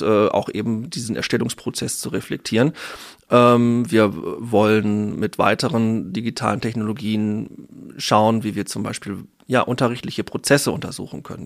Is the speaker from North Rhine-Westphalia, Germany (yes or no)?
yes; North Rhine-Westphalia, Germany; moved away as an adult; also born or lived in Ruhr area / Münster / Dortmund; tatsächlich komme ich aus Ostwestfalen